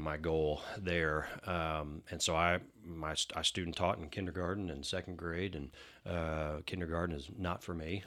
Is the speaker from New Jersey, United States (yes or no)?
no; Denton, Texas, United States; also born or lived in Houston; I was born in Houston. Uh, we moved to Denton when I was two, um, and that's where I went to, uh, uh, elementary school, preschool, uh, you know, middle school, all the way up to college in North Texas.